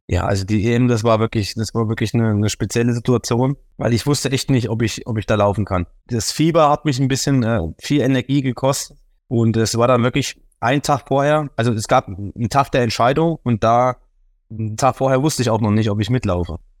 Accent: Thuringia, Germany

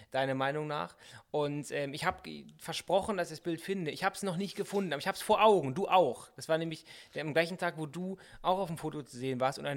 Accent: North Rhine-Westphalia, Germany; Karneval heißt es bei uns in Nordrhein-Westfalen.

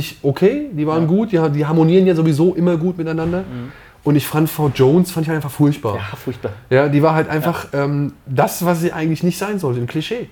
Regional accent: Wiesbaden, Hesse, Germany; born or raised there; also born or lived in Oberhausen

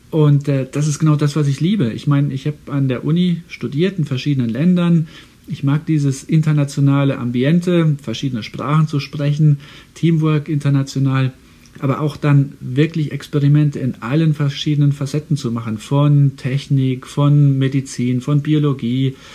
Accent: Saarland, Germany; Also ich komme ja aus dem Saarland und das Saarland war, als ich ein kleiner Junge war, ein Tieffluggebiet.

